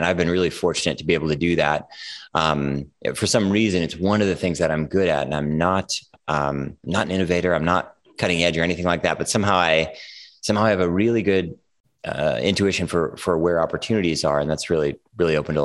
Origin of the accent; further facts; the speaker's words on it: California, United States; moved away as an adult; also born or lived in Minneapolis, Minnesota / New York City; I was a teenager in California, so that sort of feels like home